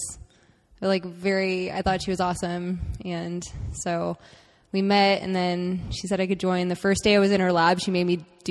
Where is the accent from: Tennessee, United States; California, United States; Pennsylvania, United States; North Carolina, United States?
California, United States; San Diego; now in Irvine, United States; I'm from San Diego